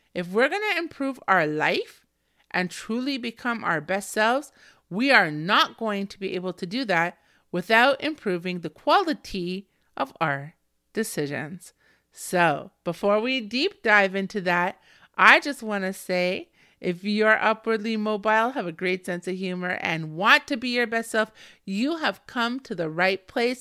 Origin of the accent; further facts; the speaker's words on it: Canada; me as a Canadian